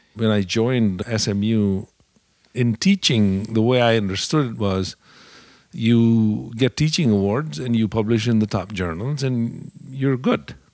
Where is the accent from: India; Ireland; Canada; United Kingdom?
India; moved away as an adult; also born or lived in Dallas, United States / Indianapolis, United States; now in United States; I grew up in India